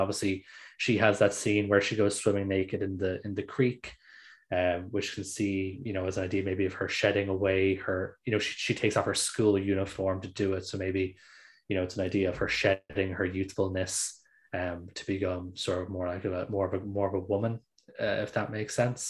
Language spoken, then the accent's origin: English; Ireland; I'm Irish